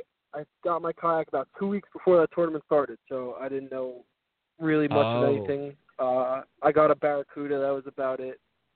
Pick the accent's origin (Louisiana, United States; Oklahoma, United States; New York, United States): New York, United States; moved away as an adult; now in Naples, United States; I'm from New York. I fished my whole life.